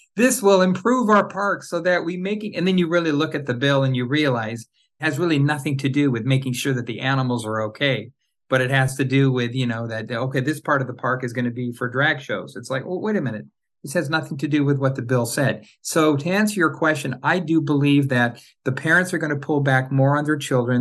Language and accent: English; Orange County, Southern California, United States; now in Los Angeles, United States; I grew up in Southern California, Orange County to be, uh, you know, uh, more specific.